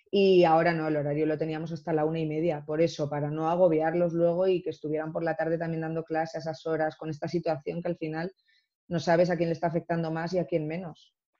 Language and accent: Spanish; Ceuta, Spain; soy africana, claro, nací en Ceuta